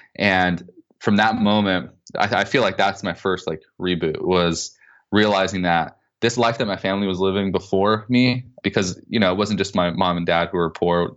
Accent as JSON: {"language": "English", "region": "Southern California", "country": "United States", "tie": "born or raised there", "said": "I grew up in Southern California to really poor, a really poor family"}